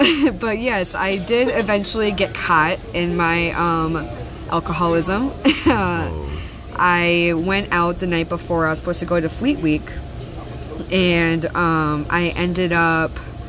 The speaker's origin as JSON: {"language": "English", "town": "Key West", "region": "Florida", "country": "United States", "said": "So, I came from Key West, and I never really made the transition. Like, hey, I'm off the island."}